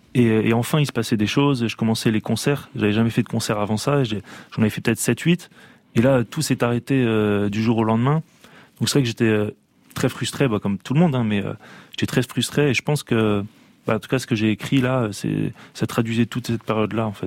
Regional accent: Hauts-de-France, France; Je viens du nord de la France

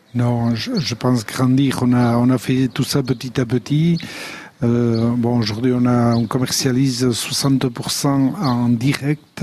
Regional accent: Aldudes, Nouvelle-Aquitaine, France; Je suis né aux Aldudes

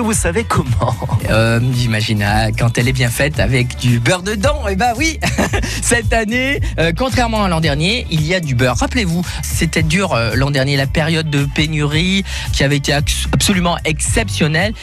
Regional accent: Loire and Haute-Loire, Auvergne-Rhône-Alpes, France; chez nous dans la Loire et dans la Haute-Loire

